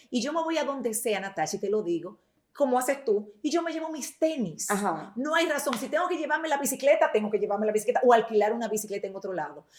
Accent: Santiago de los Caballeros, Santiago, Dominican Republic; soy de aquí de Santiago

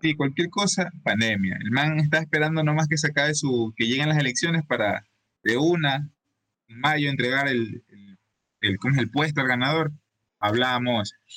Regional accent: Ecuador; aquí en Ecuador

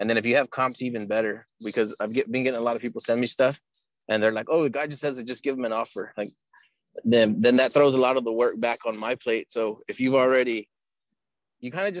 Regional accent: Texas, United States; I'm from Texas

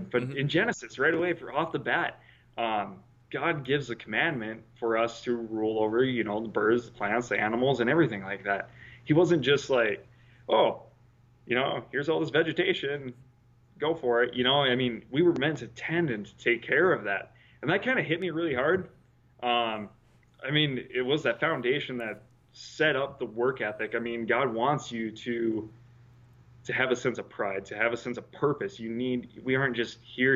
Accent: the Dakotas, United States; moved away; I was from, you know, I was from the Dakotas

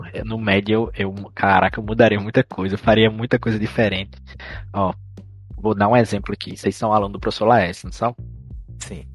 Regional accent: Casa Nova, Bahia, Brazil; eu não sou de Petrolina, eu sou de Casa Nova

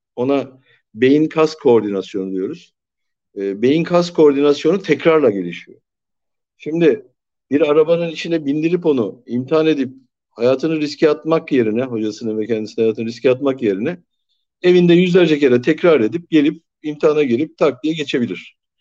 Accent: Turkey

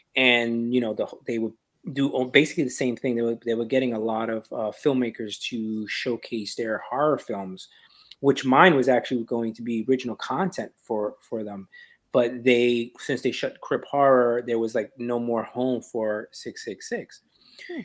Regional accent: New York, United States; I'm from New York

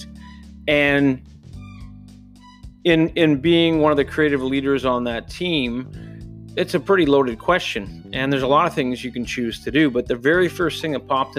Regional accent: near Toronto, Ontario, Canada; As I grew up near Toronto, we used to go to the CNE, the Canadian National Exhibition

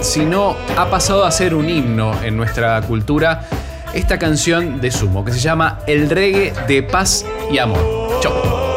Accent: Argentina

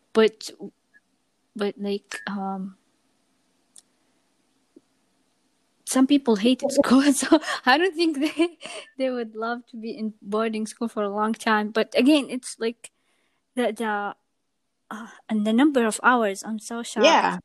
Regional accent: Saudi Arabia; moved away; so I'm from Saudi Arabia and I've done all my schooling in Saudi

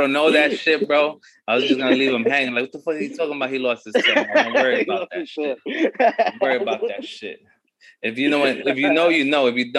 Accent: New York City, New York, United States; also born or lived in Flatbush, Brooklyn; Cause I'm from Bushwick. I'm from Bushwick, right?

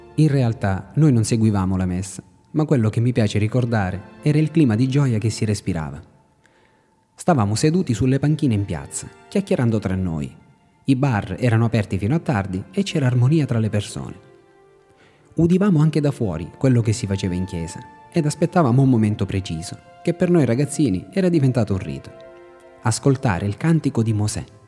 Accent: Raddusa, Sicily, Italy; moved away; mio paesino, Raddusa, nell'entroterra siciliana

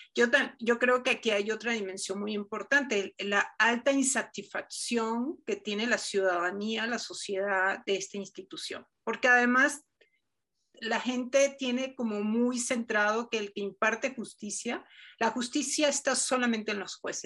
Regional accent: Venezuela; yo soy venezolana

